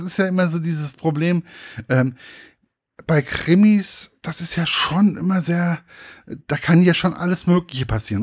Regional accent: village near Giessen, Hesse, Germany; now in Giessen, Germany; Also ich lebe ja in Gießen, aber prinzipiell mhm. ähm, ist mein Heimatdorf ist nicht weit weg

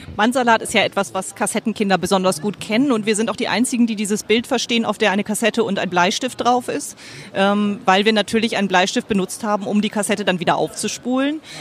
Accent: Bremen, Germany; ich komme aus dem Raum Bremen

